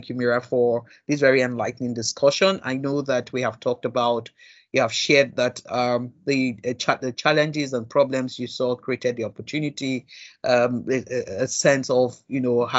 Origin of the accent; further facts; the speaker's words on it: Nigeria; I'm still a Nigerian